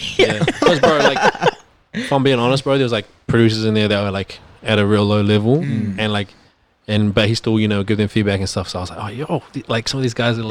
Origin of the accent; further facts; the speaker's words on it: Australia; I was like, oh, I'm from Australia.